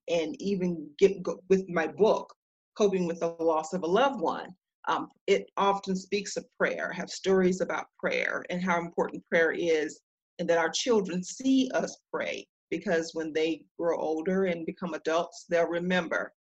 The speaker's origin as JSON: {"language": "English", "area": "Duplin County", "region": "North Carolina", "country": "United States", "tie": "born or raised there", "also_born_or_lived": "Raleigh, North Carolina", "said": "I am a Southern girl. I am from Duplin County in North Carolina small town and uh, that was my upbringing"}